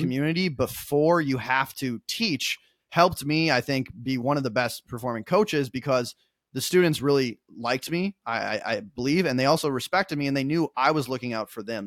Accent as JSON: {"language": "English", "region": "Minnesota", "country": "United States", "moved": "yes", "lives_now": "New York, United States", "said": "I'm originally from Minnesota. I live in New York now."}